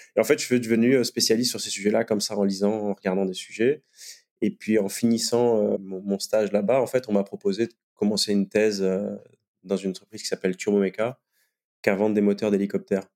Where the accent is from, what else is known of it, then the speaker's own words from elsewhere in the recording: Guadeloupe; moved away; à l'origine, je viens de Guadeloupe